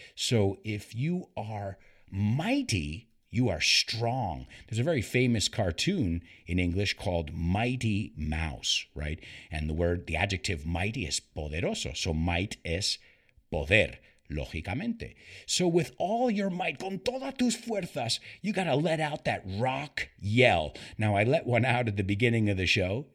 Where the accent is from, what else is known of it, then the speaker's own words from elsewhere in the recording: United States; when I was born in the United States